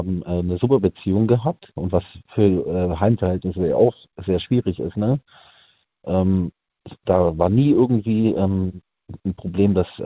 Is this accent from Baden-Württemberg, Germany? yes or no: yes; Friedrichshafen, Baden-Württemberg, Germany; bei mir, wo ich herkomme, aus Friedrichshafen eigentlich ursprünglich bei uns gibt es da so einen Aussichtsturm